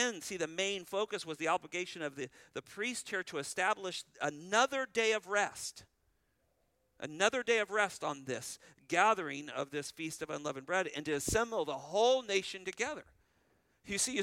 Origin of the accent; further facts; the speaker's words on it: California, United States; moved away; I was raised in California